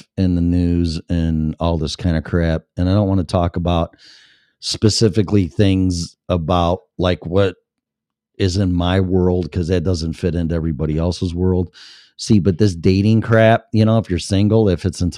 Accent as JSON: {"language": "English", "town": "Chicago", "region": "Illinois", "country": "United States", "tie": "born or raised there", "said": "I was born and raised in Chicago"}